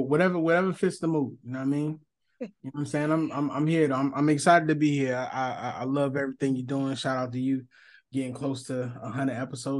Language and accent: English; Philadelphia, Pennsylvania, United States; I'm from North Philly. As a kid, all we did was move around a lot.